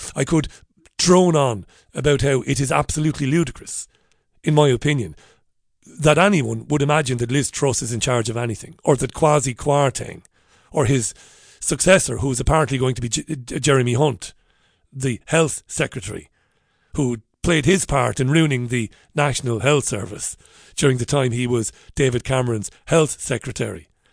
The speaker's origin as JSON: {"language": "English", "town": "Waterford", "region": "Munster", "country": "Ireland", "tie": "born or raised there", "said": "When I was a young boy, I grew up in Ballybeg in Waterford City"}